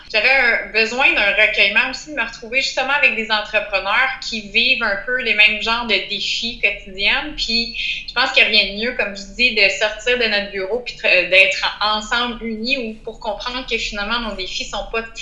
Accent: Outaouais, Quebec, Canada; je viens de la région de l'Outaouais.

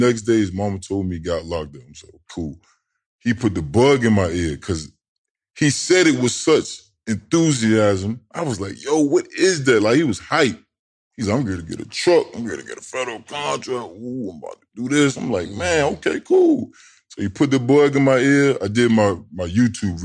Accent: Tidewater, Virginia, United States; I'm from Tidewater

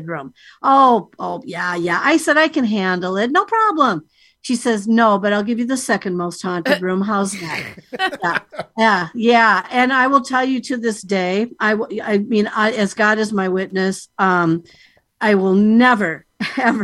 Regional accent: United States; I'm here from the United States.

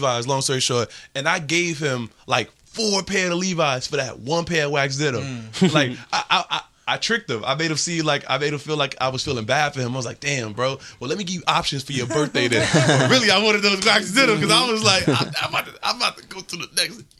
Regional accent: New York City, New York, United States; I'm from Harlem

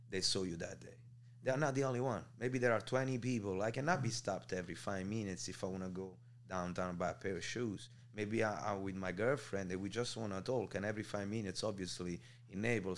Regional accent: Naples, Campania, Italy; moved away; I'm from Marianella, which is like two minutes away from Scampia

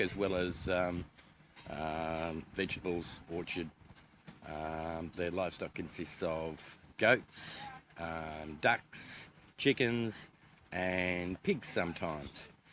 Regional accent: Australia; I come from Australia

